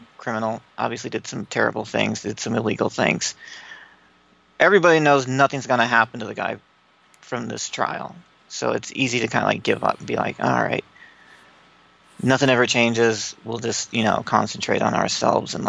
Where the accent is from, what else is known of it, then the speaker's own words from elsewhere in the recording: Bloomington, Indiana, United States; Grew up in Bloomington, Indiana.